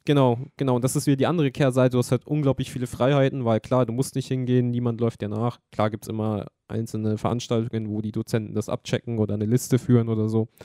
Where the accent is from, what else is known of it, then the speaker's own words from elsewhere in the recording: Germany; wir sind aus Deutschland